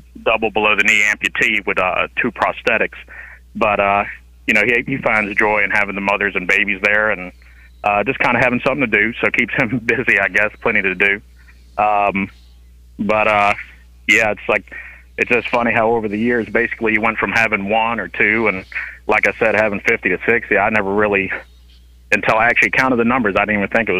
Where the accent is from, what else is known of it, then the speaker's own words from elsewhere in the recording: Virginia, United States; I was born and raised in the Virginia area.